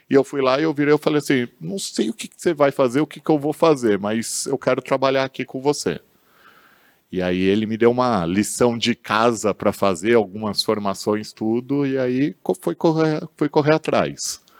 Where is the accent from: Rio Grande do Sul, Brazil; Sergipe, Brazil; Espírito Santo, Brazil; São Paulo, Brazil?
São Paulo, Brazil; Meus pais se conheceram no Rio de Janeiro, se casaram lá, viveram anos lá, vieram para São Paulo a trabalho, e aí eu, eu, minha irmã, a gente já nasceu aqui em São Paulo mesmo.